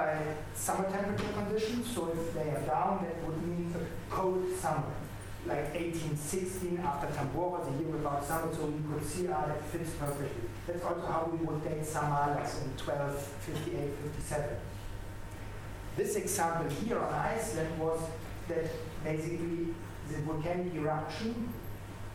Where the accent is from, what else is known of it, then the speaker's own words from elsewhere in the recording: Bonn, North Rhine-Westphalia, Germany; from Bonn